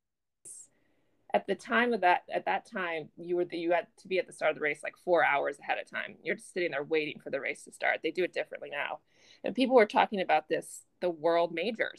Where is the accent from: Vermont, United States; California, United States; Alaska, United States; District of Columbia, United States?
Vermont, United States; moved away as an adult; now in Boston, United States; I grew up in Vermont, so the beautiful Green Mountain State